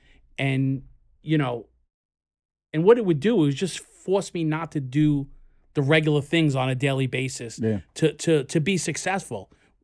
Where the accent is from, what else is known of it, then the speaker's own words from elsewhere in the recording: Queens, New York, United States; We're in Brooklyn, but we're not in Queens. But we are from Queens.